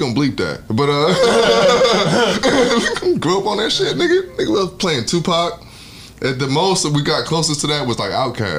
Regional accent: Atlanta, Georgia, United States; I didn't get to grow up around East Coast music. I'm from Atlanta

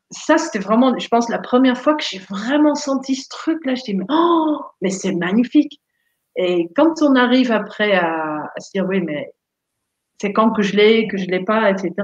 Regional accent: Netherlands; French is a second language; moved away as an adult; also born or lived in Montpellier, France; now in France; je viens des Pays-Bas, donc bien, euh, bien au nord, genre 1200 km au nord d'ici

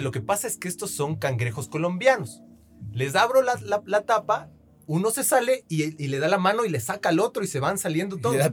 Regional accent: Ecuador; moved away as an adult; also born or lived in United States; Como ecuatorianos, yo he tenido la oportunidad y fue duro vivir en Estados Unidos, weón, como migrante

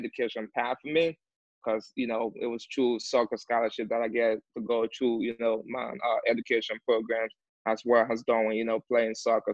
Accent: Liberia; moved away as an adult; also born or lived in Chattanooga, Tennessee / Fort Lauderdale, Florida; now in Miami, United States; I'm from Liberia. I play fourth and third division in Liberia

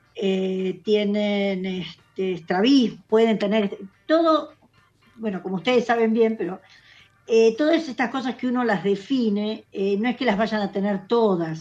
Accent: Buenos Aires Province, Argentina; nosotros somos de provincia de Buenos Aires

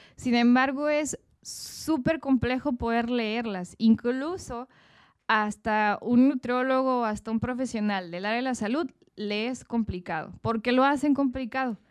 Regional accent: Mexico; como mexicanos somos más apapachadores

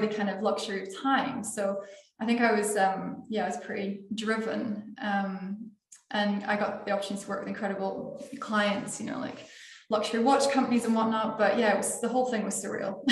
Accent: Scotland, United Kingdom; now in Portugal; I'm from Scotland

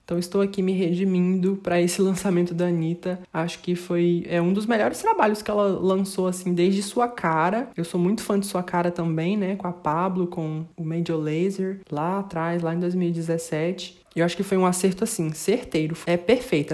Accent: Brazil; nós que somos brasileiros

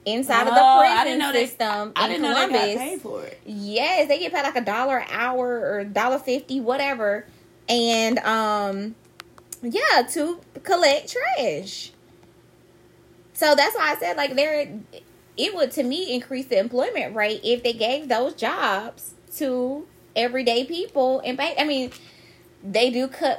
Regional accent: Columbus, Georgia, United States; Georgia being a southern state, you know, I'm from Columbus

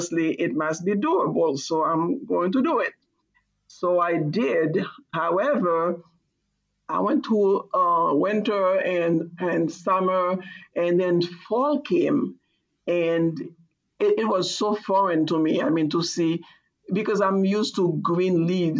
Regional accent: Haiti; also born or lived in Boston; now in United States; I'm from Haiti and I didn't grow up with fall

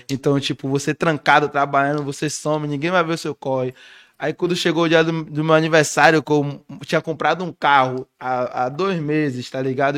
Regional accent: Salvador, Bahia, Brazil; eu vim de Salvador

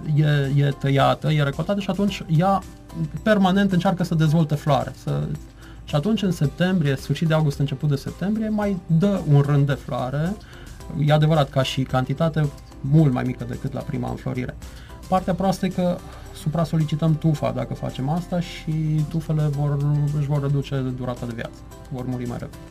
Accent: Târnăveni, Mureș County, Romania; moved away as an adult; now in Cluj-Napoca, Romania; Sunt plecat din Târnăven din 97, când am pornit ca și orice tânăr absolvent din liceu, am plecat la facultate, la Cluj, am rămas acolo

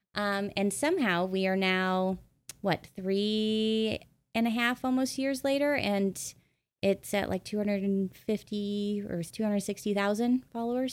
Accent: Midwest, United States; moved away as an adult; also born or lived in New York / Los Angeles; I grew up in the Midwest

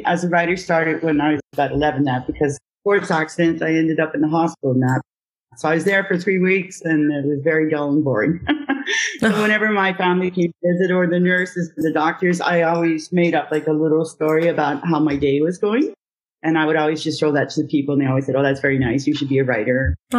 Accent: Ottawa, Ontario, Canada; now in Gatineau, Canada; I was born in Ottawa, Ontario, and I lived there all my life till I met my husband, and then I moved over to the Quebec side. So now I'm in Aylmer, Quebec.

